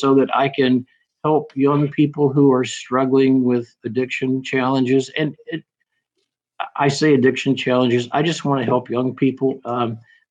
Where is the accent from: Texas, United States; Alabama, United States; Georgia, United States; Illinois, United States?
Alabama, United States; I was an Alabama boy here